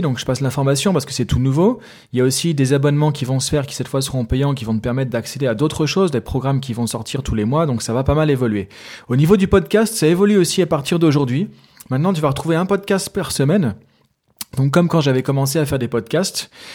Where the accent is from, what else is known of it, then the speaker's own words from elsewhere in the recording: France; moi je suis français